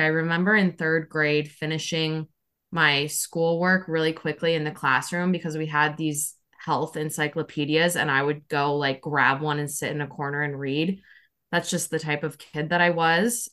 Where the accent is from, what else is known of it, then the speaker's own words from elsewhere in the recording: Omaha, Nebraska, United States; moved away as an adult; also born or lived in Chicago, Illinois; now in South Carolina, United States; So I'm originally from Omaha, Nebraska